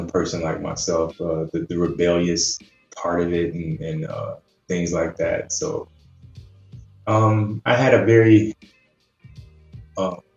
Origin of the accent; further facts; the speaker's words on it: Cleveland, Ohio, United States; i'm from cleveland man. so a midwestern cat